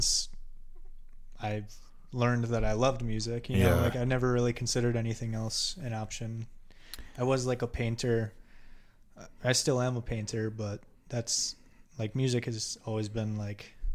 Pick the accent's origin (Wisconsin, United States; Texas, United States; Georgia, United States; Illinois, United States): Wisconsin, United States; Germantown; now in Milwaukee, United States; I was born here in Milwaukee on the north side, and I moved to Germantown when I was real young. Went to school up in Germantown, which is just like a suburb outside of Milwaukee